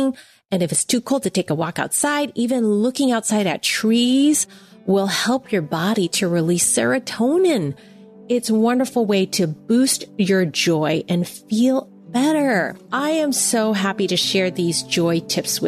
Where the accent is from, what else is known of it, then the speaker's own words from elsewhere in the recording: United States; I'm Chinese American